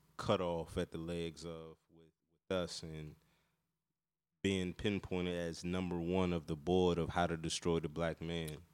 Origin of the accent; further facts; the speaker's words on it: North Carolina, United States; also born or lived in Washington, D.C.; I grew up in North Carolina, but I was born in D C and we moved to North Carolina to get away from the violence and stuff like